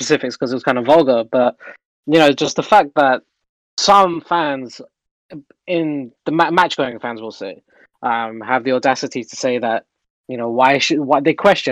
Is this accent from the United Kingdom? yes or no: yes; London, United Kingdom; now in Florida, United States; I was born and raised in London myself.